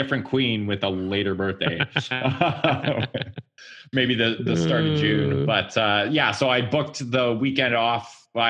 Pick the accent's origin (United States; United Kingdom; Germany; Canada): Canada; Salmon Arm, British Columbia; moved away; drove up to my hometown, which is Salmon Arm